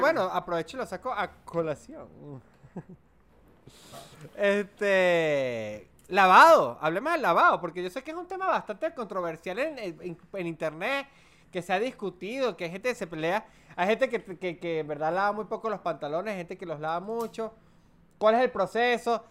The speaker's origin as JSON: {"language": "Spanish", "region": "Mérida", "country": "Venezuela", "said": "soy de Mérida. Mérida tampoco es una ciudad de usar muchos shorts. Mérida es una ciudad para los que no son de Venezuela considerada una de las ciudades más frías de, de, Venezuela"}